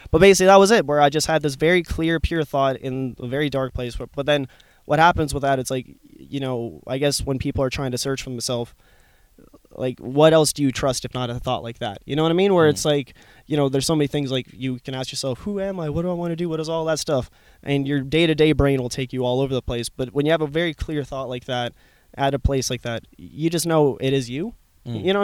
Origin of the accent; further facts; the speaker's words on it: Canada; now in Youghal, Ireland; I'm Canadian. I have to be.